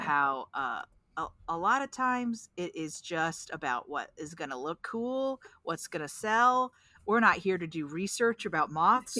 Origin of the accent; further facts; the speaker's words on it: Pacific Northwest, United States; I'm from Sasquatch country.